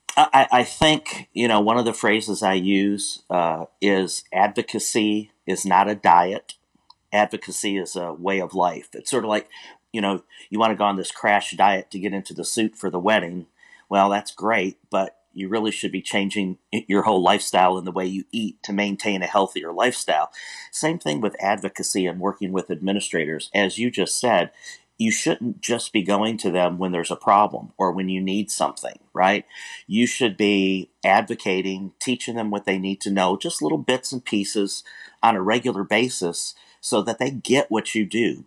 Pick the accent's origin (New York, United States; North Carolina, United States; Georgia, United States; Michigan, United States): Michigan, United States; Warren; moved away as an adult; now in Houston, United States; I grew up in Warren, Michigan